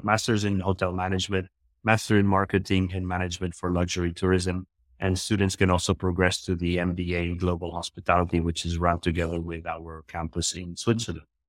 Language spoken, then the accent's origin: English; Morocco; also born or lived in Philippines; now in Marbella, Spain; I am actually from the Philippines, but I grew up in Morocco